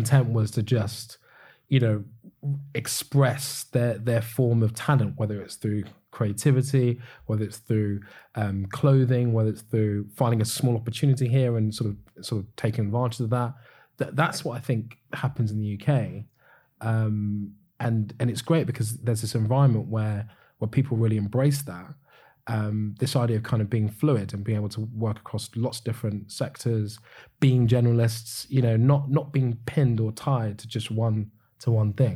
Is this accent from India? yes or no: no; United Kingdom; as Europeans, as, as British people